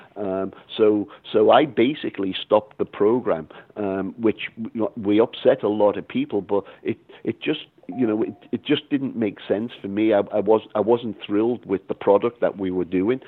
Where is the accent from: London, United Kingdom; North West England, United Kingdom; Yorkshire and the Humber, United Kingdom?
North West England, United Kingdom; Liverpool; also born or lived in Boston / Los Angeles; now in Texas, United States; growing up in Liverpool, England